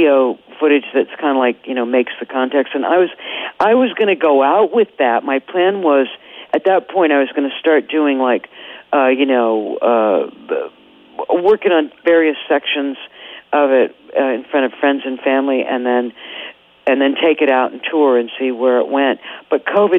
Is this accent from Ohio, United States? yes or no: yes; Columbus, Ohio, United States; moved away; I left Columbus when I was very young